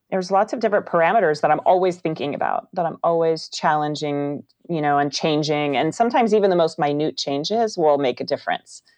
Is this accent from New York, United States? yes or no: no; Northern California, United States; I'm from Northern California, where historically the Foley artists here were all women